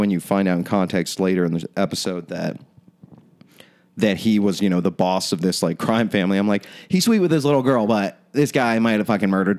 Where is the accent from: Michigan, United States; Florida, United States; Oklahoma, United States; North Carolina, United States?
Florida, United States; Orlando; I'm from Orlando, so I know about amusement parks, guys.